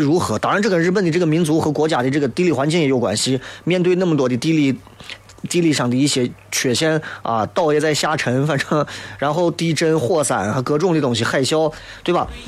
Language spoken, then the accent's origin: Chinese; China; 为啥我们中国人这么厌恶死亡，